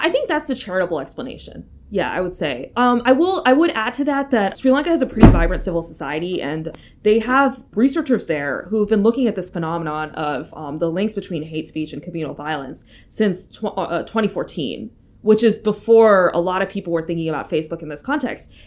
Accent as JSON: {"language": "English", "country": "United States", "moved": "yes", "said": "as an American, like, living abroad"}